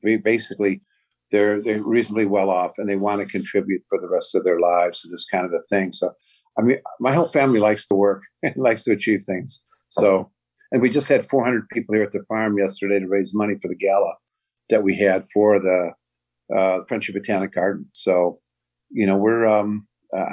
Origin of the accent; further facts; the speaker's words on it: Chicago, Illinois, United States; moved away as an adult; also born or lived in South Holland, Illinois / Northwest Indiana; now in Indiana, United States; I was born in Chicago, then ended up in a community in the south suburbs, South Holland. But I've had a home out in Indiana since 1981